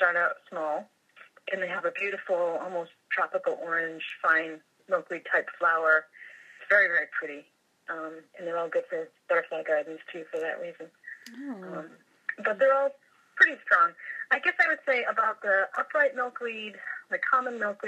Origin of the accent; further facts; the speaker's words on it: Massachusetts, United States; I grew up in Massachusetts, right on the coast, by the ocean, always at the beach